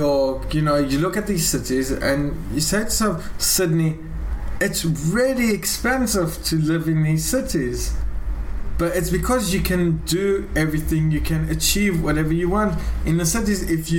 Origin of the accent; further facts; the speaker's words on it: South Africa; now in Israel; I'm a South African.